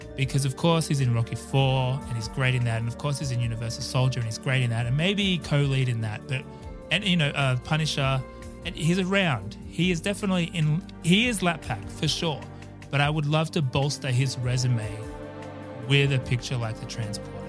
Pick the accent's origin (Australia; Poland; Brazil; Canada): Australia; growing up in Australia